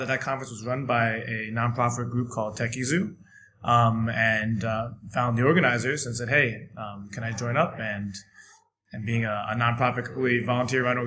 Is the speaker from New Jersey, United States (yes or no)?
no; San Francisco, California, United States; moved away as an adult; also born or lived in Dalian, China; now in Shanghai, China; I come from San Francisco, California, and I've been in China for about 2 years.